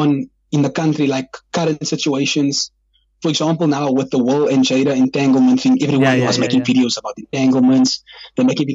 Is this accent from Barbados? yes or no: no; Kraaifontein, Western Cape, South Africa; I am from Kraaifontein, and I'm, like, proud of it